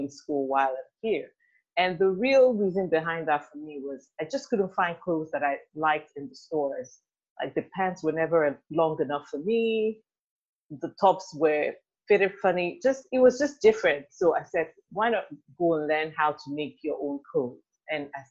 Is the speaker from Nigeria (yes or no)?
yes; Nigeria; moved away as an adult; also born or lived in United Kingdom; now in Houston, United States; I'm Nigerian.